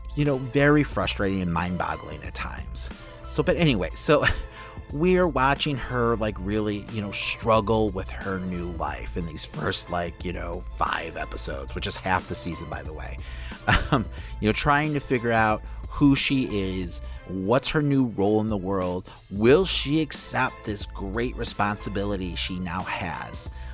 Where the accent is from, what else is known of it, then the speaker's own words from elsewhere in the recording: Chicago, Illinois, United States; I'm from Chicago